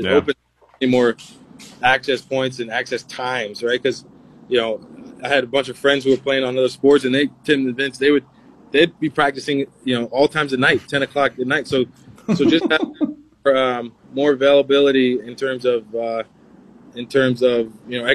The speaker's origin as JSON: {"language": "English", "town": "Teaneck", "region": "New Jersey", "country": "United States", "tie": "born or raised there", "said": "Northern Jersey, where I'm from"}